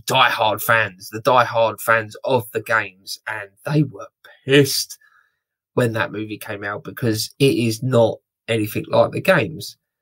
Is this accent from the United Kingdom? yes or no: yes; United Kingdom; I'm very British